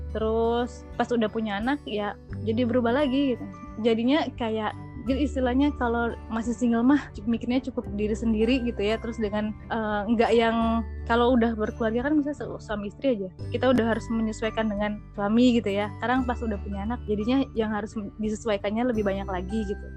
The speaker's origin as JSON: {"language": "Indonesian", "town": "Indramayu", "region": "West Java", "country": "Indonesia", "lives_now": "Bandung, Indonesia", "said": "asalnya dari Indramayu sebetulnya cuman sekarang oh, Eh, tinggal menetap di Bandung bersama suami dan anak-anak."}